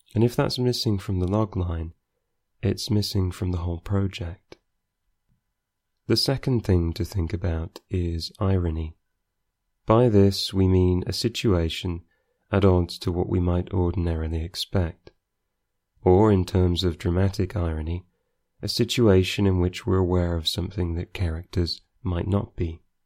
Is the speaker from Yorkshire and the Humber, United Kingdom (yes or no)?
yes; Scunthorpe, Yorkshire and the Humber, United Kingdom; I am from Scunthorpe